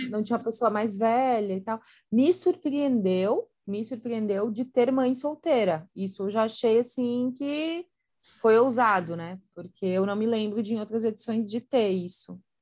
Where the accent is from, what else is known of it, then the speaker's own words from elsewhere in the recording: Santa Catarina, Brazil; eu sou de Santa Catarina